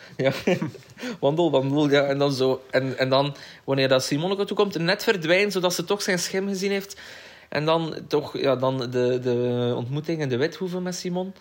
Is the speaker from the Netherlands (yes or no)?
no; Koksijde, Flanders, Belgium; ik ben opgegroeid in Kokster